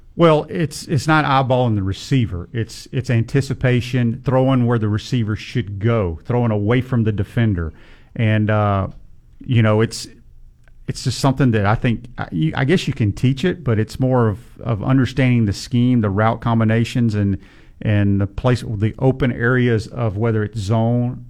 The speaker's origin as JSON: {"language": "English", "region": "Mississippi", "country": "United States", "tie": "born or raised there", "moved": "yes", "said": "growing up in Mississippi"}